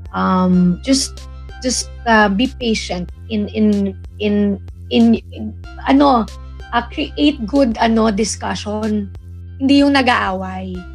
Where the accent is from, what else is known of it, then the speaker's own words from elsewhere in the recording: Philippines; taga-Pilipinas ako